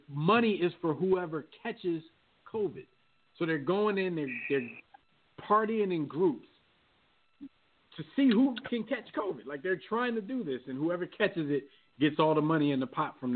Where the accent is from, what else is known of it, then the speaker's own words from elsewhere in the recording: United States; I'm an American